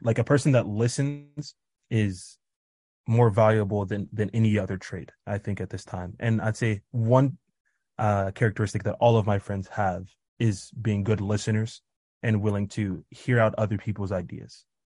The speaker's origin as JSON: {"language": "English", "region": "Kansas", "country": "United States", "moved": "yes", "lives_now": "Tanzania", "said": "I'm from Kansas, but I currently live in Tanzania"}